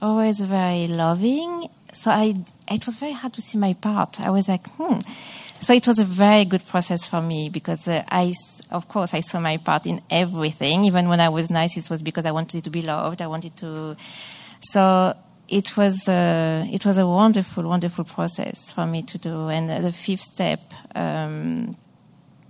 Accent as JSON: {"language": "English", "region": "Massachusetts", "country": "United States", "said": "I'm from Massachusetts"}